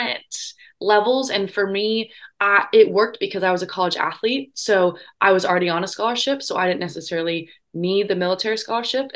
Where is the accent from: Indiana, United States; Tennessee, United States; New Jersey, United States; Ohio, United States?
Indiana, United States; moved away as an adult; I grew up in Indiana